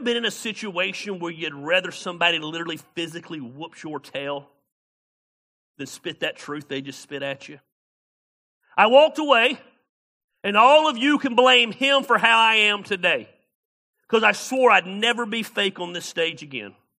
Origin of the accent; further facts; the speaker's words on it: the South, United States; moved away as an adult; also born or lived in Ames, Iowa; I'm from the South.